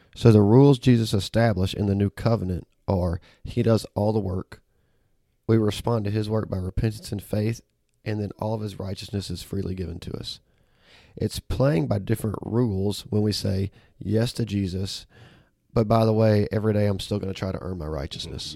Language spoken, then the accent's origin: English; Auburn, Alabama, United States; now in Memphis, United States; I was born and raised in Auburn, Alabama